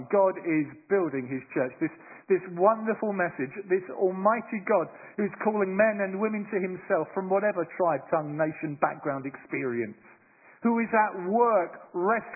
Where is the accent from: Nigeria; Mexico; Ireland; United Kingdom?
United Kingdom; London; moved away as an adult; now in Bristol, United Kingdom; I'm a Londoner, I suppose. I was raised in London, but for the last 26 years I've lived in Bristol